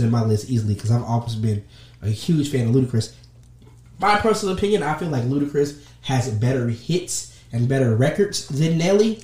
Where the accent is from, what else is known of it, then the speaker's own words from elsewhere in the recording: the South, United States; I'm from the South